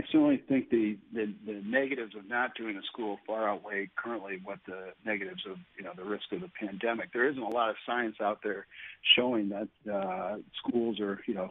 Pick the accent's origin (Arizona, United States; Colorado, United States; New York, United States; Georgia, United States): New York, United States; Oswego County; I'm from Oswego County